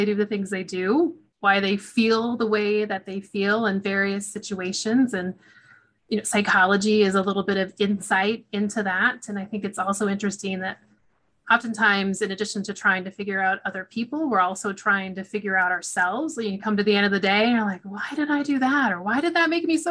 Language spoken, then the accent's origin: English; Oregon, United States; moved away as an adult; also born or lived in Washington / Texas; I grew up in Oregon